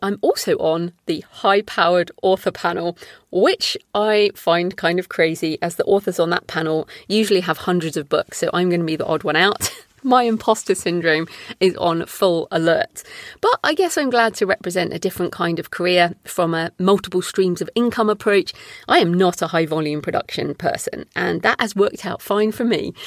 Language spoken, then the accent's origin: English; United Kingdom; I'm obviously a British woman